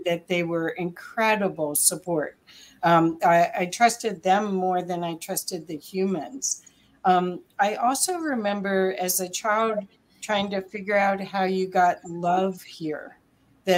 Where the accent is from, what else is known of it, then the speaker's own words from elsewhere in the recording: Ohio, United States; So I grew up also in Ohio